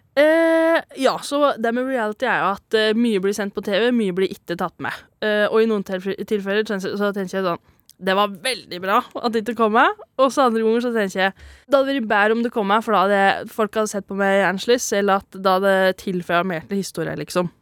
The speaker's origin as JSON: {"language": "Norwegian", "town": "Valset", "region": "Trøndelag", "country": "Norway", "accent": "broad dialect", "said": "fra ei bygd som heter Valset. Det er derfor jeg har litt bred dialekt."}